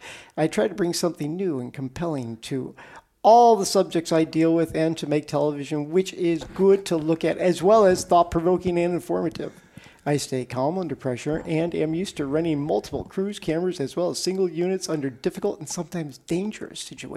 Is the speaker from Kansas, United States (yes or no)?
no; Chicago, Illinois, United States; 107th Street, South Side Chicago. In fact, if you heard my real neighborhood accent, I'd probably talk like this.